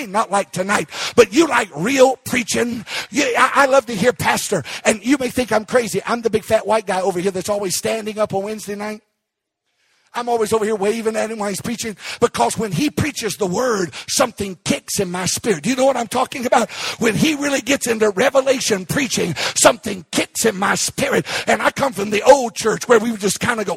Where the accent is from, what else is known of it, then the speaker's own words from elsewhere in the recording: Arkansas, United States; I was raised in Arkansas